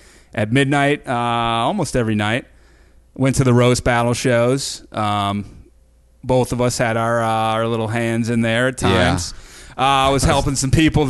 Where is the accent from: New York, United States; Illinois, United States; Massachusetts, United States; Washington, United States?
Massachusetts, United States; outside of Boston; moved away; where I grew up outside of Boston